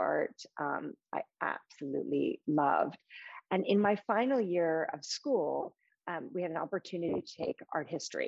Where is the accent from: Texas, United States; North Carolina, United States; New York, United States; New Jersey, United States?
New York, United States; New York City; moved away as an adult; now in London, United Kingdom; I grew up in New York City with my parents and a younger sister